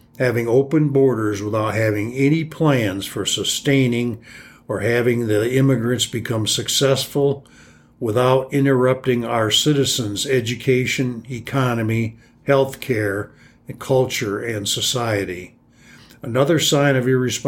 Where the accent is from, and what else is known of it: United States